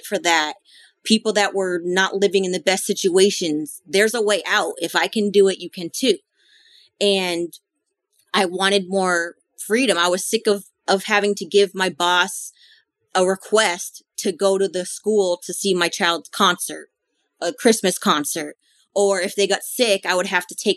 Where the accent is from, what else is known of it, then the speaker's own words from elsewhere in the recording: Boston, Massachusetts, United States; moved away; I'm originally from Boston